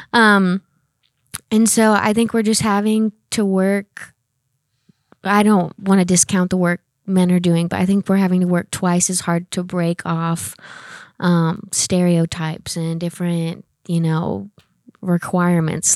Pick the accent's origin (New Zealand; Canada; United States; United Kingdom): United States; Oklahoma; moved away as an adult; now in Oklahoma City, United States; I'm originally from a very small town. I'm in Oklahoma. Um, I grew up there my whole life